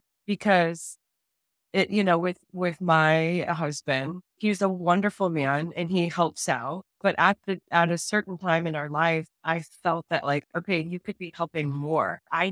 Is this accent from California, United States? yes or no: yes; California, United States; now in Chicago, United States; I'm from California and now I live in the suburbs of Chicago.